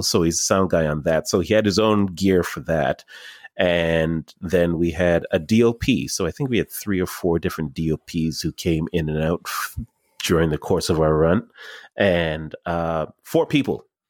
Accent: Markham, Ontario, Canada; I grew up in Markham

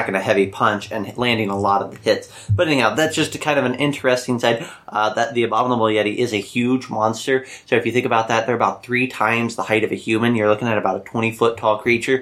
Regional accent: Midwest, United States; we are from the Midwest

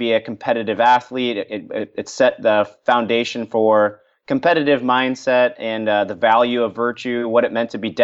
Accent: Florida, United States; I grew up in Florida surrounded by water

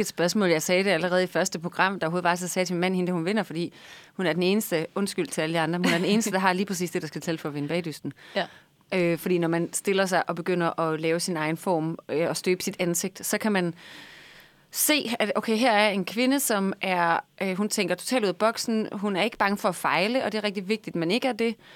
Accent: Vejle, Southern Denmark, Denmark; Jeg er fra Vejle

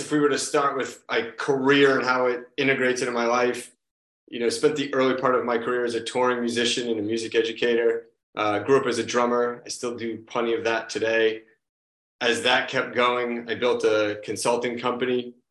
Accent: Marshfield, Massachusetts, United States; now in Quincy, United States; So uh, right now I live in Quincy, Massachusetts, which is just south of Boston. And I grew up a little further south from here in a town called Marshfield.

